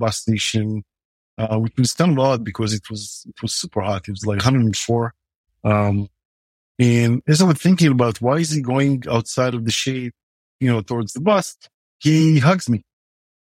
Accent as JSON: {"language": "English", "country": "Israel", "tie": "born or raised there", "said": "growing up in Israel"}